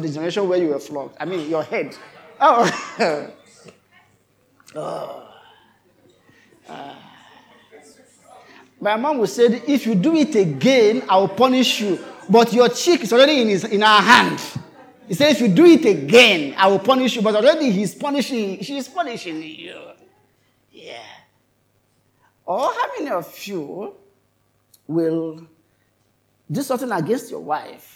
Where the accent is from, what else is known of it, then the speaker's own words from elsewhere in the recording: Kogi, Nigeria; we are all from Kogi State